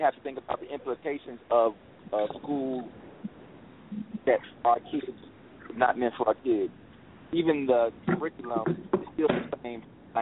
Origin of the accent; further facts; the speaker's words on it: Chicago, Illinois, United States; now in Dallas, United States; I'm originally from Chicago.